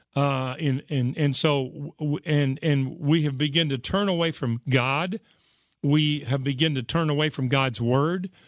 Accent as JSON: {"language": "English", "country": "United States", "tie": "born or raised there", "said": "I grew up in America where it seemed like there was a church on every corner"}